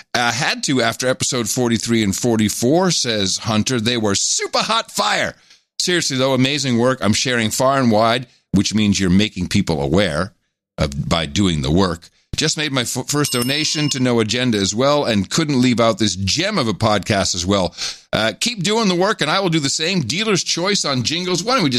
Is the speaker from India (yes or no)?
no; Medellin, Antioquia, Colombia; English is a second language; There's something I perceive while growing up in Medellin, Colombia, where classism is very evident.